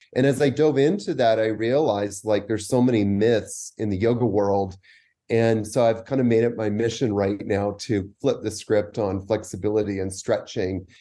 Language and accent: English; Vancouver, British Columbia, Canada; moved away as an adult; also born or lived in New York; now in Costa Rica; I'm actually from Vancouver, Canada